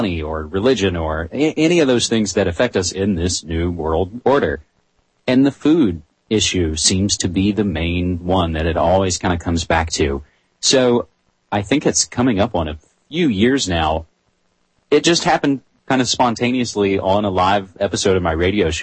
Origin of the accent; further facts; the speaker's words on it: West Virginia, United States; moved away as an adult; now in Portland, United States; I come from a college radio background in my home state of West Virginia, but I've been in Portland, Oregon for over 6 years now